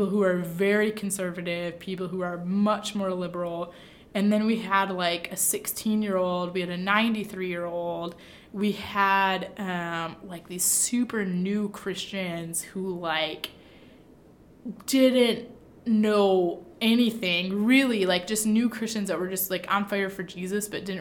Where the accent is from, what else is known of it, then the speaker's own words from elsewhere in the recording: Michigan, United States; also born or lived in Kankakee, Illinois; now in Hammond, United States; I'm from Michigan